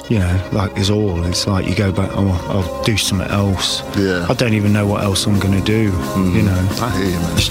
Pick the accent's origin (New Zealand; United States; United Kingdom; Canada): United Kingdom; England; accent: English